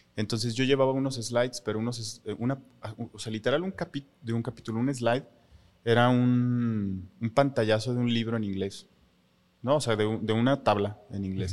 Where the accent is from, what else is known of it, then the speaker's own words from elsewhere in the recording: Mexico; nosotros como mexicanos